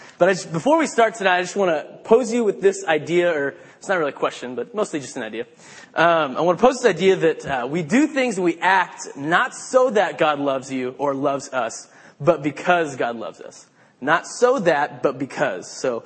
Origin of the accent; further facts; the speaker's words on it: Portland, Oregon, United States; And I grew up in Portland, Oregon.